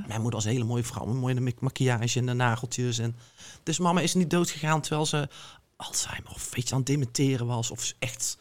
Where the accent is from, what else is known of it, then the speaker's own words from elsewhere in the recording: North Brabant, Netherlands; also born or lived in Israel; ik kom dan uit Brabant, ik kom dan uit de provincie